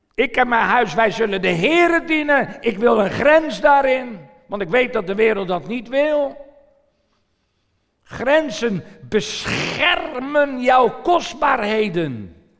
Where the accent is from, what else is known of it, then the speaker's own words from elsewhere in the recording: Netherlands; Ik verlaat mijn gebied Nederland en ik zit in een ander land.